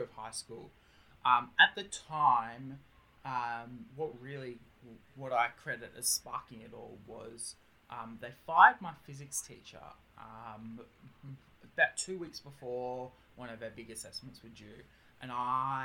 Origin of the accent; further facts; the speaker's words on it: Australia; accent: Australian; I am Australian, as you probably can hear by my accent